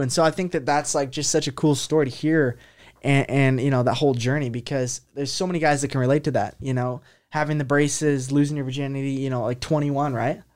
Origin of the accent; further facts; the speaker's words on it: North Idaho, United States; I grew up in North Idaho